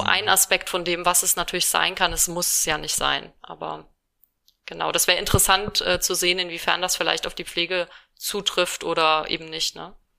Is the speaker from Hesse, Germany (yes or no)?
no; Rhineland-Palatinate, Germany; now in Düsseldorf, Germany; ich komme aus Rheinland-Pfalz und bei uns sagt man Fassennacht